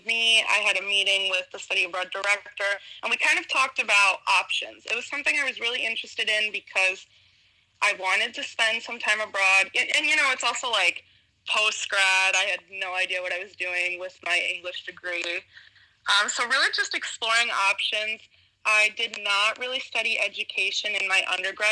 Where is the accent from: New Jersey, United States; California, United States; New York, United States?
New York, United States; Westchester County; moved away; also born or lived in Mexico; I'm from Westchester County, New York